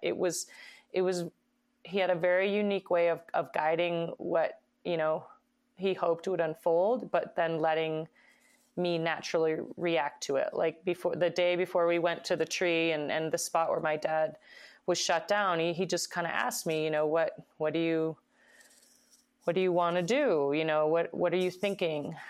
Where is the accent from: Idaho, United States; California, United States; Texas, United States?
Idaho, United States; my hometown